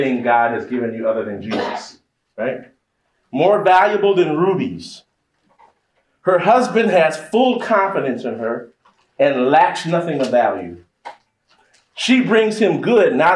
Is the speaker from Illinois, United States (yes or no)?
yes; Chicago, Illinois, United States; I grew up in Chicago